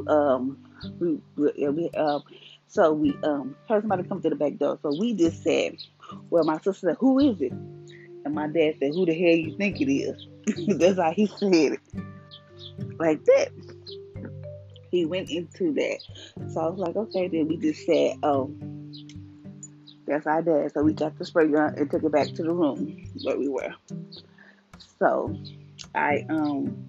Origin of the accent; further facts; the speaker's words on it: Louisiana, United States; I was born in Louisiana. I am staying in Louisiana